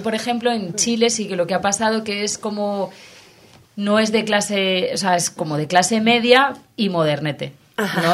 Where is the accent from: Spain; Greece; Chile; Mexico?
Spain; Valencian Community; como valenciana que soy